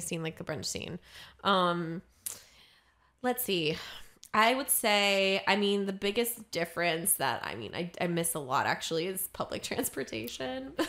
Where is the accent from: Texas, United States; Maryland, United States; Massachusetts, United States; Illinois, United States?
Maryland, United States; now in Los Angeles, United States; I'm from Maryland.